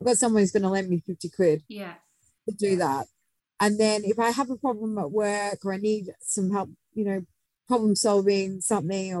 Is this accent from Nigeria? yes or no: no; Australia; I'm Australian